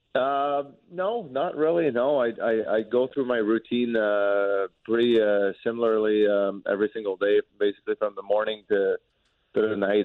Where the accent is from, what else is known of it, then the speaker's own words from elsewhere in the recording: Quebec, Canada; first language French; English is a second language; moved away as an adult; also born or lived in Lewiston, Maine; now in St. Louis, United States; growing up in Quebec from the city that I'm from, even though it's close to the United States, we never had to speak English